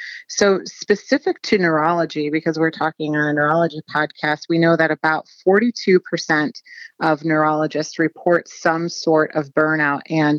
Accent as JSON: {"language": "English", "region": "Ohio", "country": "United States", "said": "I would say I'm from Southern Ohio, but have kind of been all over the place, trained in Atlanta and in New York."}